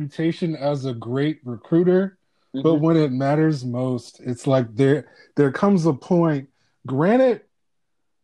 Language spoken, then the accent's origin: English; Clinton, Maryland, United States; it's in PG County, Prince George's County